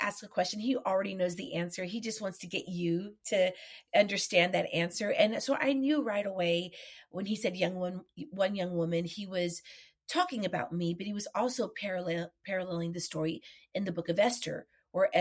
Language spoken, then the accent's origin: English; Texas, United States; I'm Mexican. I'm from Texas